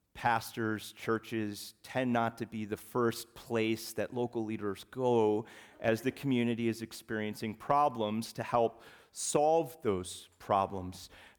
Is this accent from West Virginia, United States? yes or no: yes; West Virginia, United States; born there; We come from the Appalachian Mountains. My parents, they were raised in West Bygosh, Virginia, almost heaven. And I was born in West Virginia. My extended family is from West Virginia.